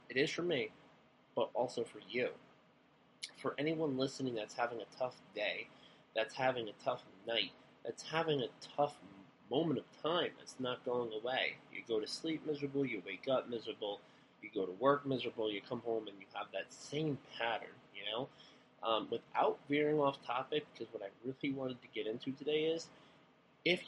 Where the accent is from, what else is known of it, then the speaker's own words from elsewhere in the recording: Long Island, New York, United States; I'm from Long Island